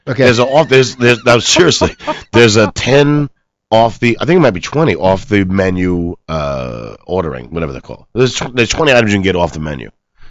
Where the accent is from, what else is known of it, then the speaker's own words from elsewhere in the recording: New York, United States; now in Los Angeles, United States; I'm from New York